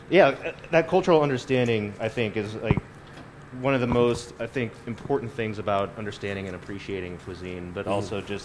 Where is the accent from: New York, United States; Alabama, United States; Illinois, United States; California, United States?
California, United States; born there; now in Colorado, United States; I was born in the Bay Area.